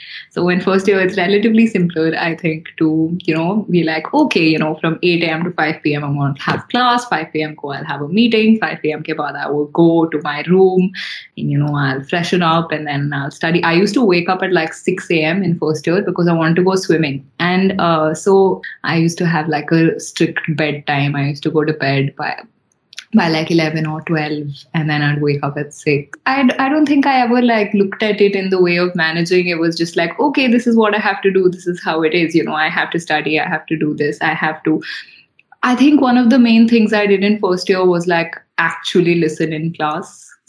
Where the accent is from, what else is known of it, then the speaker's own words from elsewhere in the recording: Talcher, Odisha, India; born there; also born or lived in Chennai / Gurgaon / Hyderabad; So I was born in Talcher, and then I've lived in Chennai, I've lived in Gurgaon, I've been living in Hyderabad for the most part.